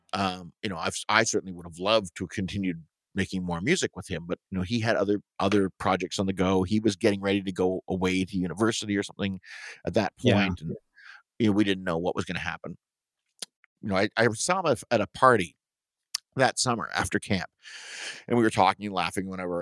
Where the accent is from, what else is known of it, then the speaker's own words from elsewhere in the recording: Toronto, Ontario, Canada; moved away as an adult; also born or lived in Syracuse area, New York; now in Syracuse, United States; what we would have in Toronto too, growing up in Scarborough, were these hydro fields